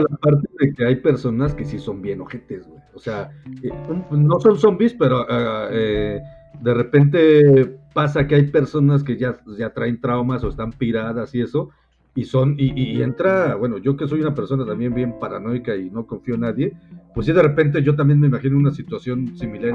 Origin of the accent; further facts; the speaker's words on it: Mexico; aquí en México tenemos un dicho